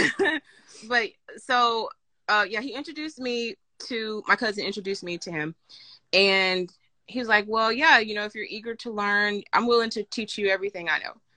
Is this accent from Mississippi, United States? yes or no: yes; Mississippi, United States; now in Atlanta, United States; I grew up in Mississippi